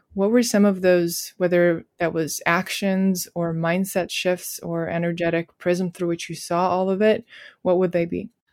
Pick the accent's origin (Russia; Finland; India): Russia; I'm from Russia and my parents gave me a lot of trust